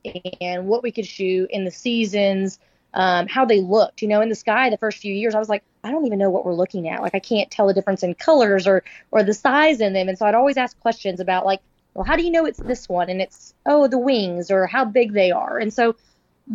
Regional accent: Oklahoma, United States; now in Dallas, United States; I'm from Oklahoma. So I grew up on Lake Murray a lot

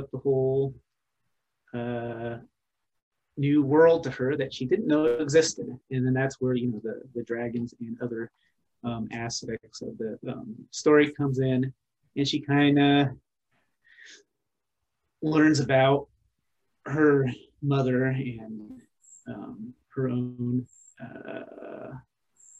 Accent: Pacific Northwest, United States; I'm from the Pacific Northwest.

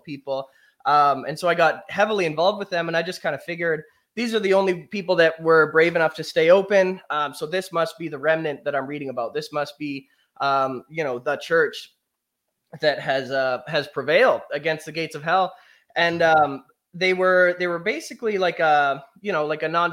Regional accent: Canada; I grew up here in Canada.

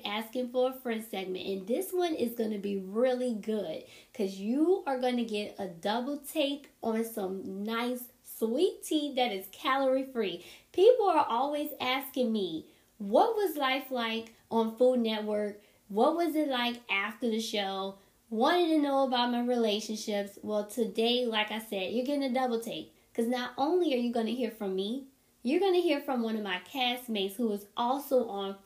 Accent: New Orleans, Louisiana, United States; also born or lived in Texas; I'm from New Orleans

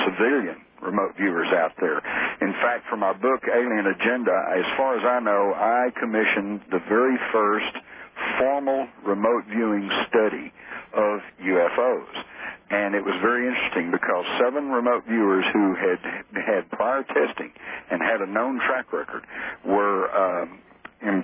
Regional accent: Fort Worth, Texas, United States; accent: Texas; Born and raised in Fort Worth

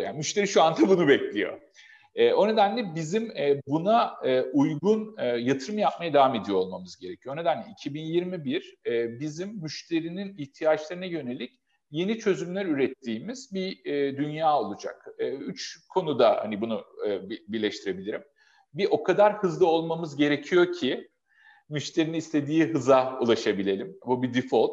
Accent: Adana, Turkey

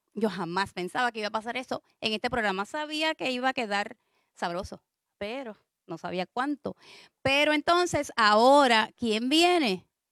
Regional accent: San Juan, Puerto Rico; moved away; mi familia es de San Juan, yo soy de San Juan

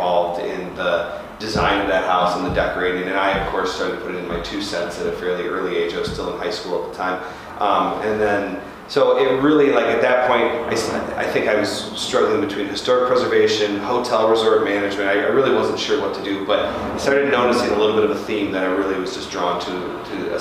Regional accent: New Baltimore, Michigan, United States; I was originally from New Baltimore, which is on the east side, Macomb County

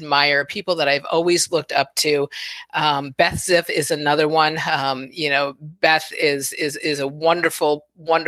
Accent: Chicago, Illinois, United States; moved away; I'm originally from Chicago.

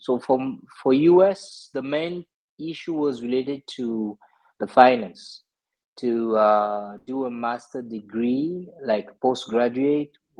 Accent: Gabon; moved away as an adult; also born or lived in Togo; now in France; So originally I was born in West Africa, in Togo, and I moved to Gabon when I was very young to join my dad. Then I made all my education in Gabon

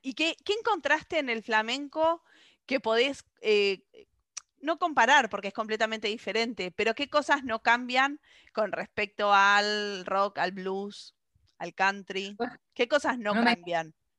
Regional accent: Argentina; como decimos los argentinos

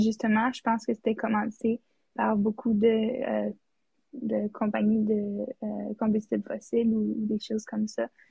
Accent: Whitehorse, Yukon, Canada; now in Ottawa, Canada; je viens de Whitehorse au Yukon

